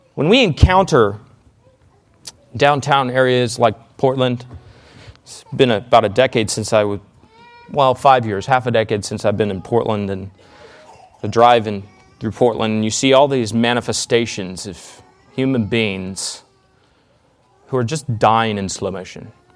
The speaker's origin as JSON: {"language": "English", "country": "Canada", "moved": "yes", "said": "I'm Canadian"}